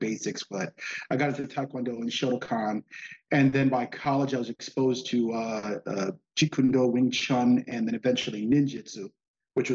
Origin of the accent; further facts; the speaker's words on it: New York City, New York, United States; also born or lived in Bensonhurst, Brooklyn, New York; I was raised in Forest Hills, Queens